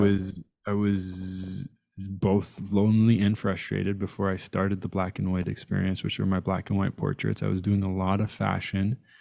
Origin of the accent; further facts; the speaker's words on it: Tehran, Tehran Province, Iran; I was born in Tehran.